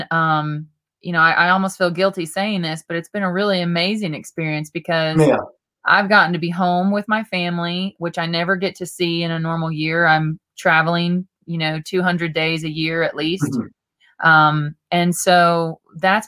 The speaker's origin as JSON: {"language": "English", "region": "Southeast Colorado", "country": "United States", "tie": "born or raised there", "moved": "yes", "lives_now": "Nashville, United States", "said": "right now I'm at the ranch where I grew up in Southeast Colorado. I grew up on a little farm and ranch in the middle of nowhere, really close to the Oklahoma Panhandle and really close to Kansas"}